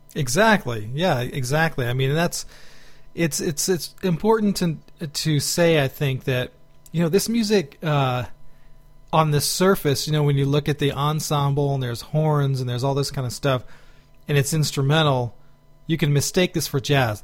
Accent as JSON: {"language": "English", "town": "Houston", "region": "Texas", "country": "United States", "tie": "born or raised there", "said": "growing up in Houston"}